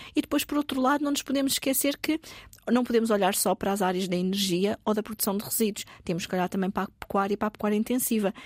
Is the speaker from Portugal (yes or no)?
yes; Lisbon, Portugal; sou alfacinha, nasci em Lisboa e toda a minha vida estudei também na cidade de Lisboa